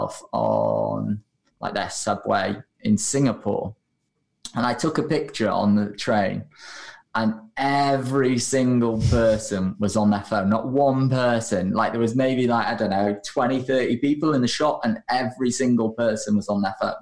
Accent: United Kingdom; also born or lived in Australia; we're British

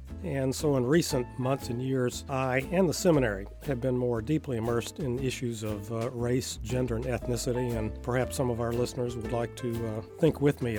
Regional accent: Macon, Georgia, United States; born or raised there; also born or lived in Honolulu, Hawaii

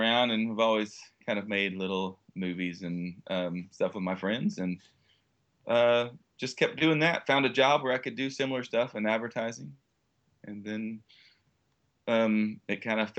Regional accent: Texas, United States; Well, I am from Texas. That's our motto.

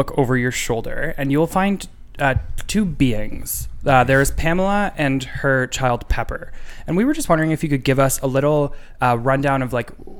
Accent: Sudbury, Ontario, Canada; Growing up in Sudbury.

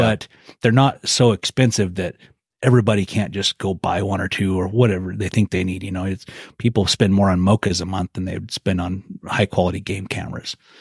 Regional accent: Clearwater region of Idaho, United States; the area where I grew up in the Clearwater region of Idaho

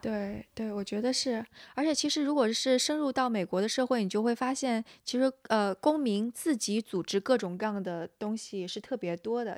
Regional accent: China; now in San Francisco, United States; 因为我是个中国人

